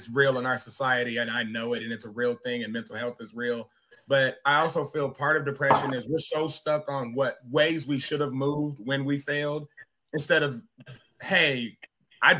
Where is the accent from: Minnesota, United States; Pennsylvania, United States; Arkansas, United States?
Arkansas, United States; I'm from Arkansas